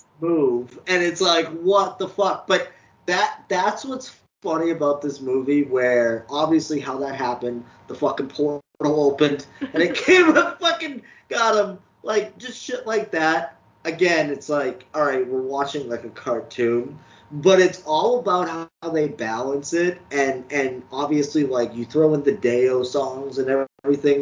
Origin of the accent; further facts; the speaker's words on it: Cape Cod, Massachusetts, United States; where I grew up on the Cape